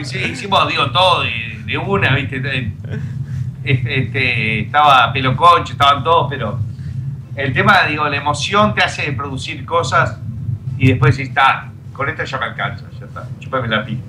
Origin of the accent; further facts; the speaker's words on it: Argentina; now in Miami, United States; ustedes son argentinos, sí